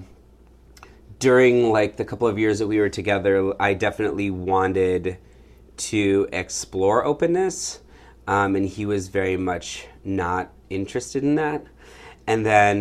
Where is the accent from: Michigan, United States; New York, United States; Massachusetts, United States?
Michigan, United States; now in San Francisco, United States; I'm from Michigan